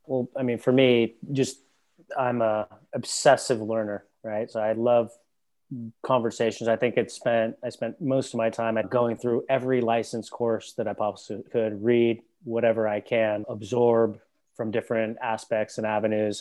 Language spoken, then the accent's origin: English; United States; being an American and having a U S passport